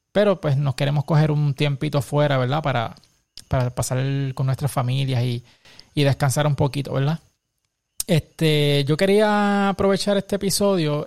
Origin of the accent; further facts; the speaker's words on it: Puerto Rico; Como, como boricuas